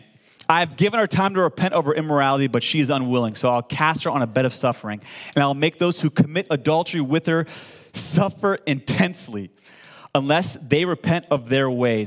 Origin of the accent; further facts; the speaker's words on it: Iran; now in United States; I'm from Iran, born and raised.